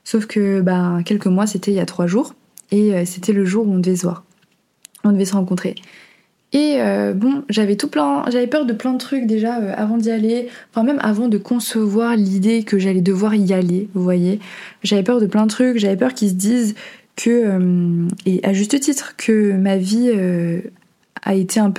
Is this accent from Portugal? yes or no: yes; Portugal; also born or lived in Venezuela; mais en fait, justement, je suis née au Venezuela et quelques mois après, mes parents ont décidé de déménager au Portugal.